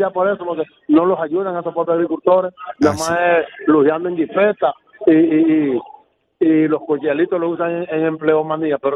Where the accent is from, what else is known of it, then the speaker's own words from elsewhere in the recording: Neiba, Baoruco, Dominican Republic; Bauruco, Neiva. Diga Neiva, Bauruco. Hay un Bauruco en Barahona.